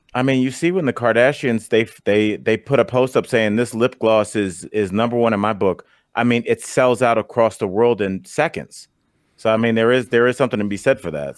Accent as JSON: {"language": "English", "region": "Ohio", "country": "United States", "said": "I'm from Ohio"}